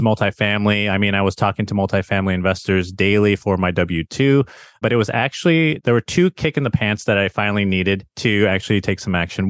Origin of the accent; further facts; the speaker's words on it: Chicago, Illinois, United States; moved away as an adult; also born or lived in Arizona; now in San Diego, United States; born and raised in Chicago, went to Arizona State for my formal education